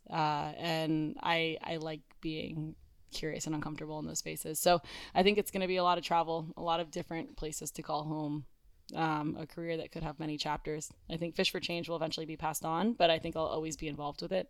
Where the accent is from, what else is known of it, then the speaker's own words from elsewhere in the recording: Coral Springs, Florida, United States; Coral Springs. We're from mm-hmm. Coral Springs, Florida.